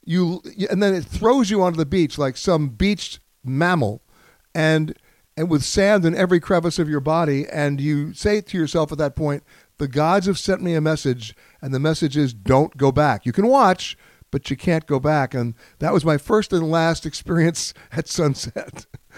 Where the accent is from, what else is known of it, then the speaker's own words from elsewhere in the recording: New York, United States; I grew up in New York, and if you surf in New York, which I did out on Fire Island